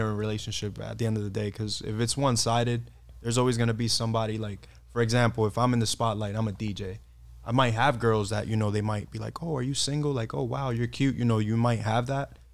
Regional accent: New York City, New York, United States; moved away as an adult; also born or lived in Dominican Republic (background); now in San Diego, United States; I'm from New York City. I'm here in San Diego now for about a year or so.

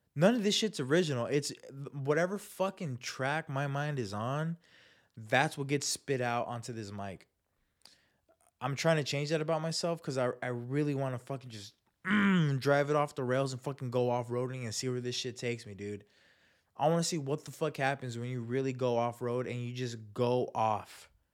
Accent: Chula Vista, California, United States; People that I knew growing up, people from my hometown, Chula Vista

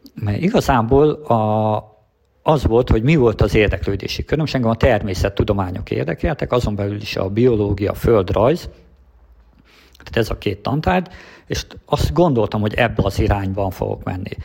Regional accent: Transcarpathia, Zakarpattia Oblast, Ukraine; moved away as an adult; now in Hungary; én Kárpátalján születtem

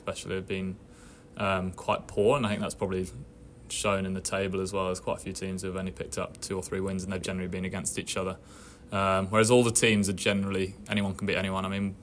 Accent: England, United Kingdom; moved away as an adult; now in Australia; as an English guy coming over

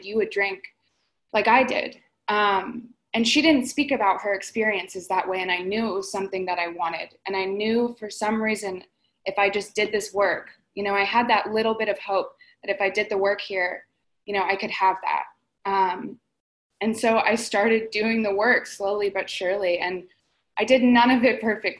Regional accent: Florida, United States; moved away as an adult; also born or lived in Palm Springs, California; I'm originally from Florida, and so I came out to Palm Springs

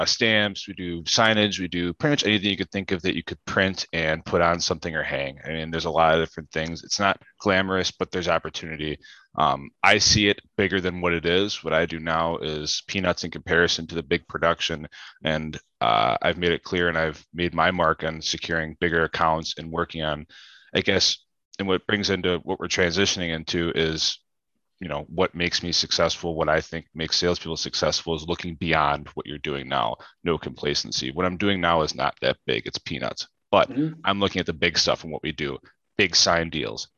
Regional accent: Germantown, Wisconsin, United States; now in Milwaukee, United States; I'm from Germantown, Wisconsin, currently live in Milwaukee, Wisconsin

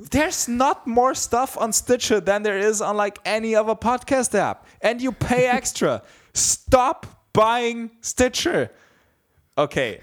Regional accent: Bavaria, Germany; I grew up in Bavaria, there's a very big Christian emphasis.

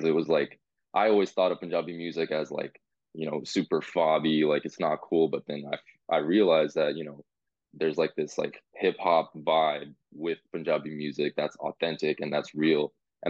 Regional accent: San Jose, California, United States; I'm from San Jose, born and raised, lived in the Bay my whole life throughout college. Shout out West Valley, shout out Santa Clara. Growing up in NorCal, you know, there's a lot of Punjabis up here

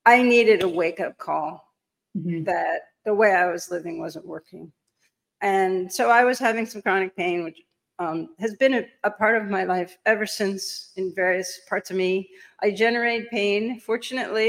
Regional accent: New York City, New York, United States; I'm a New Yorker. I'm coming to you live from Manhattan

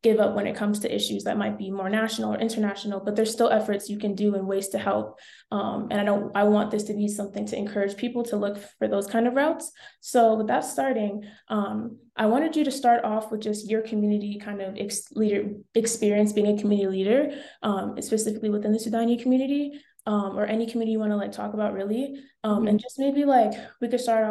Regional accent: Colorado, United States; growing up in Colorado my entire life

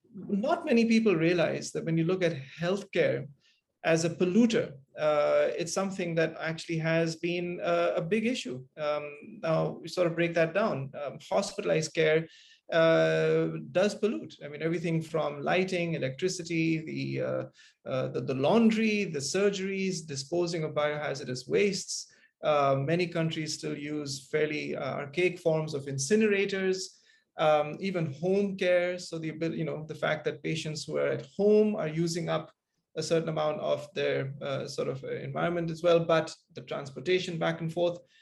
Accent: Kuala Lumpur, Malaysia; as a kid growing up in Kuala Lumpur

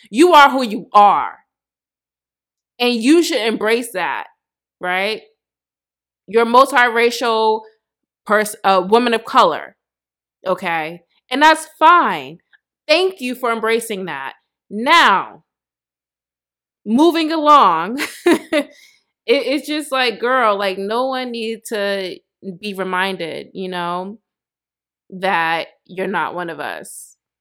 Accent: United States; I'm not African. I'm black American

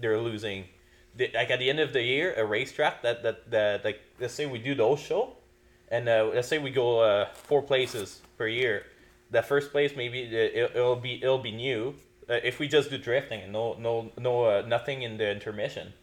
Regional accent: Quebec, Canada; moved away; I'm from Quebec

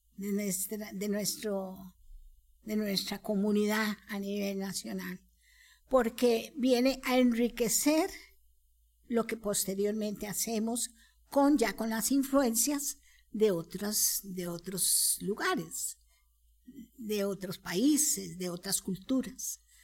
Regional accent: Costa Rica; como costarricenses, criollos

